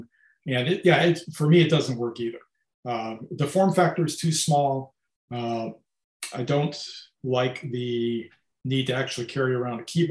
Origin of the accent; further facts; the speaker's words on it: Detroit, Michigan, United States; moved away; I grew up in Detroit